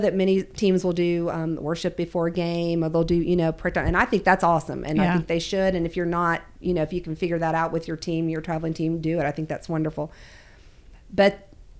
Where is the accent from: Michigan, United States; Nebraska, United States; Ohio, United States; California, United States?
Ohio, United States; moved away; I grew up in Ohio for a good amount of my life.